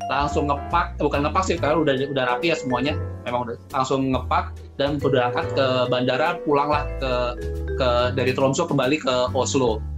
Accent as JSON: {"language": "Indonesian", "country": "Indonesia", "said": "begitu dengar saya dari Indonesia"}